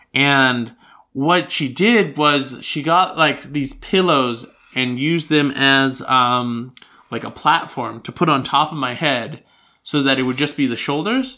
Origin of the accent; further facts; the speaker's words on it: United States; now in Australia; I grew up in the United States